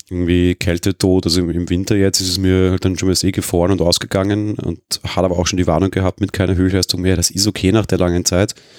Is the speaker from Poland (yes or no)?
no; Austria; als Österreicher